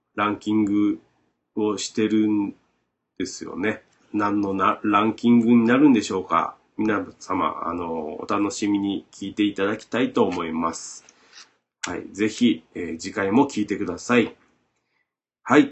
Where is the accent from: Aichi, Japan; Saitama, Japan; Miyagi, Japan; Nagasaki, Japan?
Nagasaki, Japan; Shimabara; accent: Shimabara dialect; ずっと喋ってます僕らの島原弁